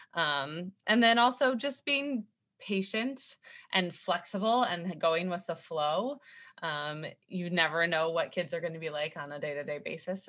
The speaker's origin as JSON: {"language": "English", "region": "California", "country": "United States", "tie": "born or raised there", "moved": "as an adult", "lives_now": "Philadelphia, United States", "said": "I grew up in California"}